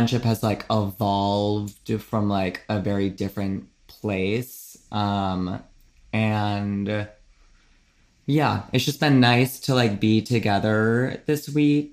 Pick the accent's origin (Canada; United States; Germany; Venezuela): United States; New England; New England, and you know, I'm born and bred